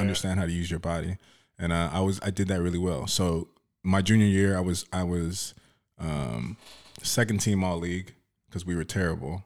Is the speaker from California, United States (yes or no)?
yes; Oxnard, California, United States; when I grew up in, in, uh, Oxnard, South Oxnard